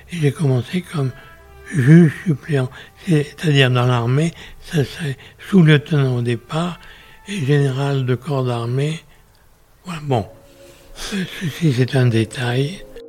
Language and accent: French; Pessac, Nouvelle-Aquitaine, France; also born or lived in Guéthary, Basque Country; Je suis né le 4 novembre 1925 dans une ville célèbre où il y a un château, au Brion, à côté, c'est Pessac.